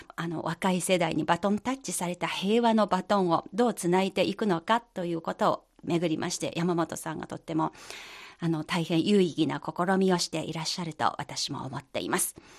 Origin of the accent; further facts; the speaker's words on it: China; 私たち中国人